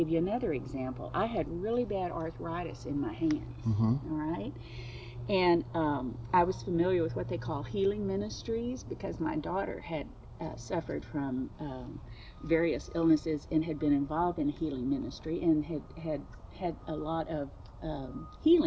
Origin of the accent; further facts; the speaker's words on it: Rockport, Texas, United States; I'm from Rockport, Texas.